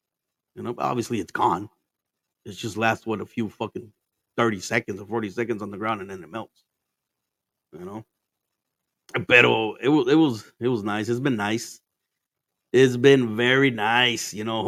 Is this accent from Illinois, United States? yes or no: no; Arizona, United States; also born or lived in Mexico; I'm in fucking Arizona, man. I was basically born here, but I wasn't. I was born in Mexico, but I was raised here.